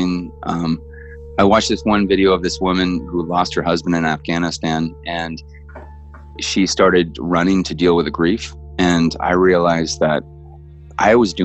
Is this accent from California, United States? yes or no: yes; Northern California, United States; we're both from Northern California